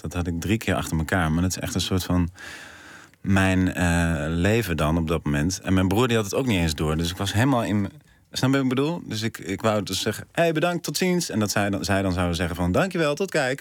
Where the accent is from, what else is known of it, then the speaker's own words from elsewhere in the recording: North Brabant, Netherlands; now in Amsterdam, Netherlands; Ik kom uit Brabant